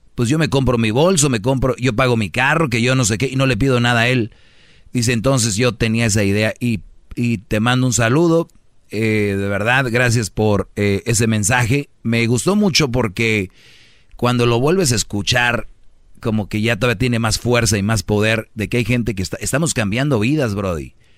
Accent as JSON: {"language": "Spanish", "town": "Monterrey", "region": "Nuevo León", "country": "Mexico", "said": "como buen regio"}